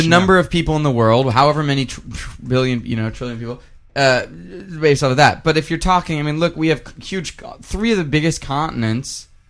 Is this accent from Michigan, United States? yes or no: no; Texas, United States; moved away; I grew up in Texas